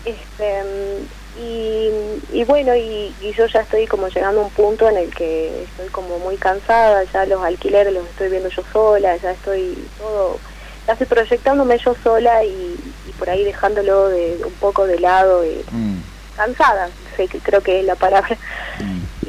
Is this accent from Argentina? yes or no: yes; San Pedro, Jujuy, Argentina; soy de, de Jujuy, de la ciudad de San Pedro